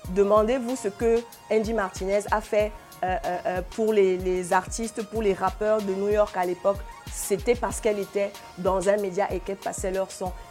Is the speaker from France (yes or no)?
no; Cameroon; Et nous tous, nous devrions être, en être fiers en tant que Camerounais, qu'il y ait un média camerounais